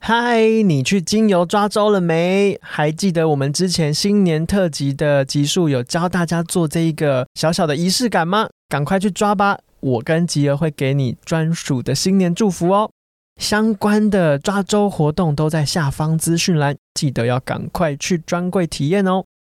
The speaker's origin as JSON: {"language": "Chinese", "country": "Taiwan", "said": "在我们台湾人民心中的分量有多重"}